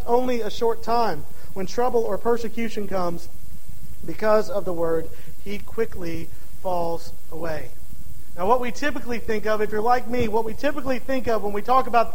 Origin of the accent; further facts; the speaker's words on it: DeRidder, Louisiana, United States; my hometown of DeRidder, Louisiana